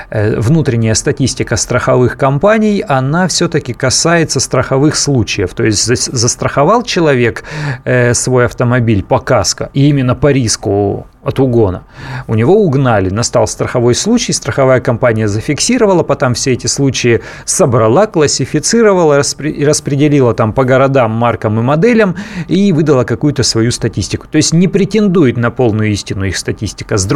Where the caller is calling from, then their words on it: Vladimir, Vladimir Oblast, Russia; А, здравствуйте, город Владимир.